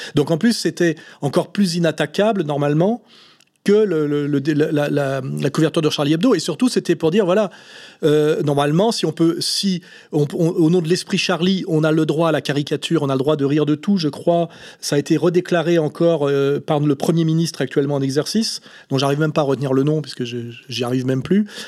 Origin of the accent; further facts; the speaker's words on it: Aix-les-Bains, Auvergne-Rhône-Alpes, France; je suis né à Aix-les-Bains, qui est une, ville, petite ville de la Savoie